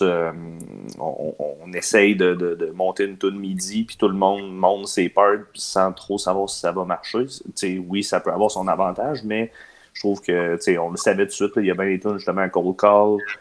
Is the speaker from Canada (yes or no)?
yes; Quebec City, Quebec, Canada; On vient de Québec